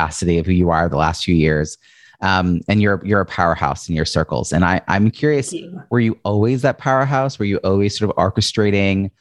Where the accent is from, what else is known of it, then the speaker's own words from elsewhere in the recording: Long Island, New York, United States; your home in Long Island, New York, which is also my hometown